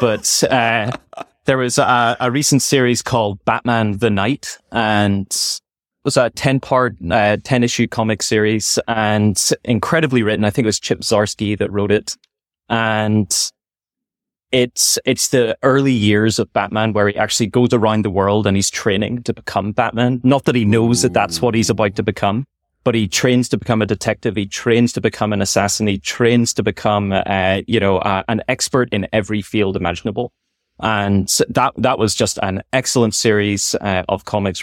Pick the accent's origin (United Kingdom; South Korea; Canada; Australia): United Kingdom; Belfast, Northern Ireland; moved away as an adult; also born or lived in Scotland / United States; now in Silicon Valley, United States; in Belfast, I grew up in North Road, uh, in Belfast